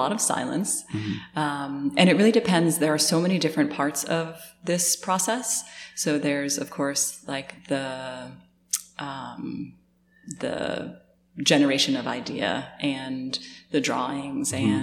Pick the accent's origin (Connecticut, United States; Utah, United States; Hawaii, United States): Connecticut, United States; I grew up in Connecticut